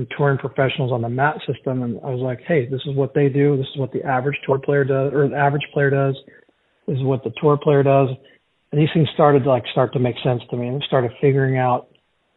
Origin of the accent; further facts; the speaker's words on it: Portland, Oregon, United States; I'm from Portland, Oregon.